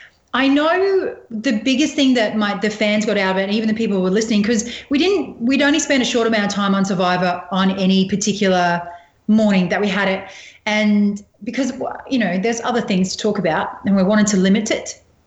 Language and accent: English; Australia; really natural looking photograph about just being the Aussie survivor.